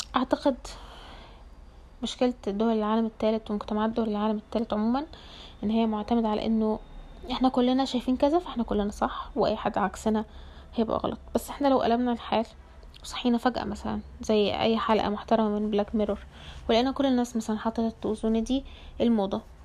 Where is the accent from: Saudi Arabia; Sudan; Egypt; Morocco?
Egypt; العيلة عندنا في مصر